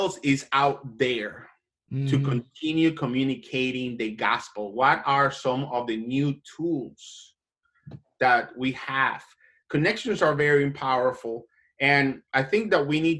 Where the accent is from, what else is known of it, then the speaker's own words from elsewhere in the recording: Colombia; now in United States; I am an immigrant. I was born and raised in Latin America, in Colombia